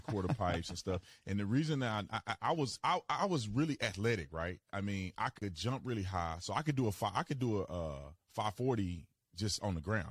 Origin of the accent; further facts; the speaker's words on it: Fort Worth, Texas, United States; moved away; also born or lived in Arizona; I'm originally from Fort Worth, Texas